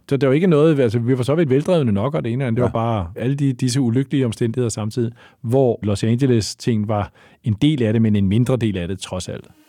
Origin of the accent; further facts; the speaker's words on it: Lyngby, Capital Region of Denmark, Denmark; Jeg er født i, eller jeg voksede op i Lyngby